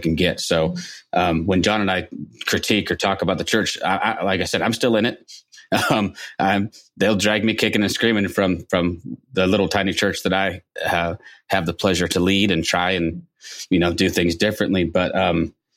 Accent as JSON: {"language": "English", "country": "United States", "said": "we're Americans"}